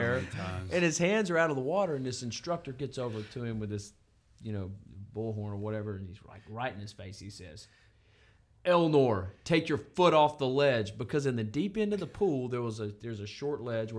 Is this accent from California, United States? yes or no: no; Montana, United States; I'm from Montana